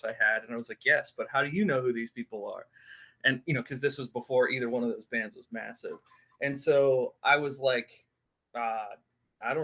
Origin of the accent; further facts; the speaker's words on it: Western Pennsylvania, United States; I was born and raised in Western Pennsylvania